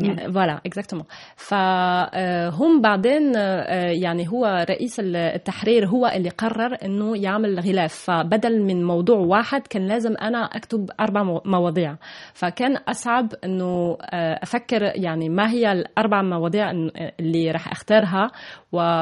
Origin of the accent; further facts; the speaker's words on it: Toulouse, Occitania, France; Arabic is a second language; moved away as an adult; also born or lived in Germany / Lebanon / Palestine / Egypt; صح أنا من ألمانيا وتربيت في تولوز في فرنسا